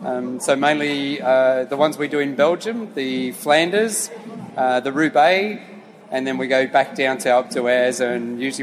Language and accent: English; Australia; accent: Aussie; also born or lived in Lille, France; I am an Australian. I was actually born in Lille a long, long time ago, and my parents immigrated to Australia in 1968. So it's been a while since we've been, so I've got a true Aussie accent.